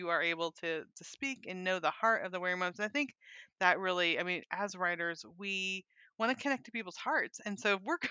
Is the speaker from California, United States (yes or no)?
yes; California, United States; moved away; also born or lived in Montana / Little Rock, Arkansas; I grew up in California, moved to Montana. We moved to Little Rock, Arkansas